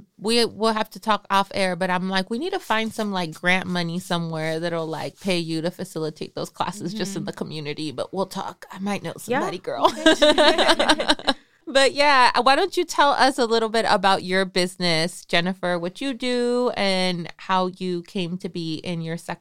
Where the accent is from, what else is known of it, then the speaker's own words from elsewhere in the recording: Michoacán, Mexico; I'm from Michoacan.